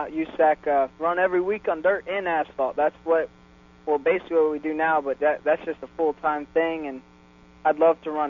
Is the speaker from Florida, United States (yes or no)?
yes; Brandon, Florida, United States; Uh, Brandon, Florida. It's uh, right next to Tampa. It's uh, about 15 miles from East Bay Raceway.